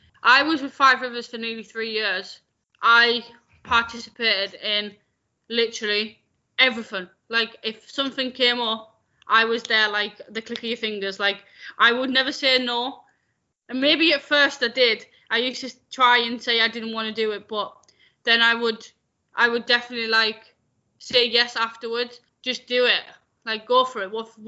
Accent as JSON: {"language": "English", "region": "Scotland", "country": "United Kingdom", "said": "I'm from Scotland. I just don't sound it."}